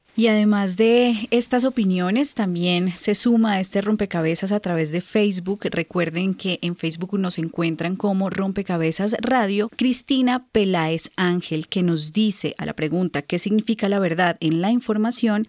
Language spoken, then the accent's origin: Spanish; Colombia; en nuestro país, en Colombia